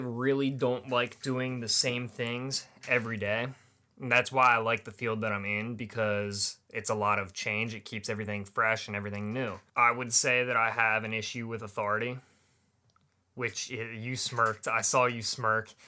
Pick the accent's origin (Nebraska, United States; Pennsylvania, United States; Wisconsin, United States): Pennsylvania, United States; Manheim; also born or lived in Pittsburgh, Pennsylvania; I grew up in Mannheim, Pennsylvania